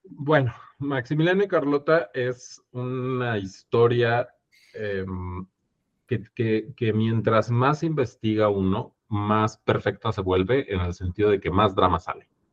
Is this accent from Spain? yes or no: no; Mexico